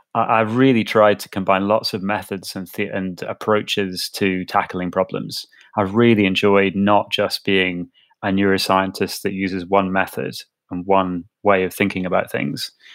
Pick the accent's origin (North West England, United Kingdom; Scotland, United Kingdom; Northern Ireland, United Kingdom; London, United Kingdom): Scotland, United Kingdom; Edinburgh; I grew up in Edinburgh